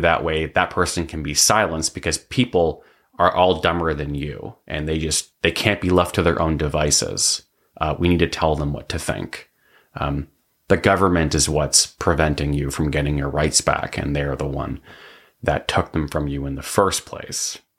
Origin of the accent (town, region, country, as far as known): Canada